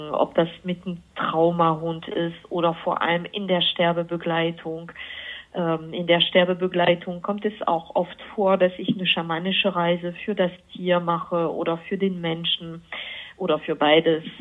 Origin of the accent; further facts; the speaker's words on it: France; now in Germany; Also ich komme erstmal aus Frankreich und ich bin aber seit fast 30 Jahren mittlerweile in Deutschland.